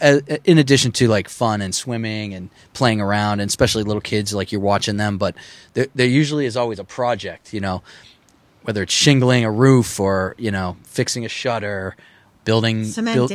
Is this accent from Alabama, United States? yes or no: no; Needham, Massachusetts, United States; we weren't from Hull. We're from Needham. Our family's from Needham